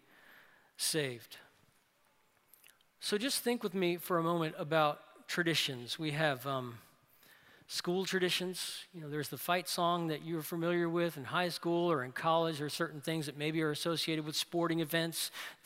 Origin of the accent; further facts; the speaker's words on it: New Orleans, Louisiana, United States; in our family, you had convictions like the Bible is true, God loves the world, God hates the Atlanta Falcons, right? So that's growing up in New Orleans